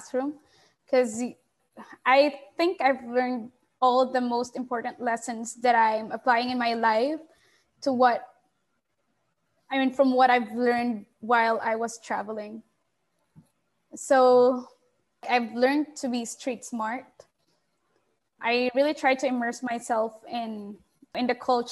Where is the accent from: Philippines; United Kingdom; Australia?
Philippines; I'm from the Philippines, so it's Southeast Asia.